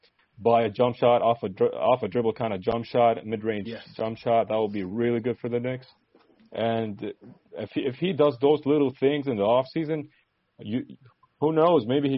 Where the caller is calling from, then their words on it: Saudi Arabia; Saudi Arabia.